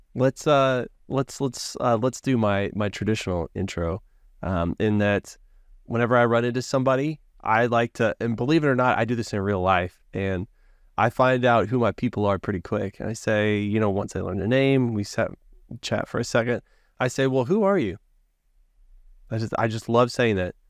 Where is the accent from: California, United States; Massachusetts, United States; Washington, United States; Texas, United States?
Texas, United States; Hewitt; I grew up in Hewitt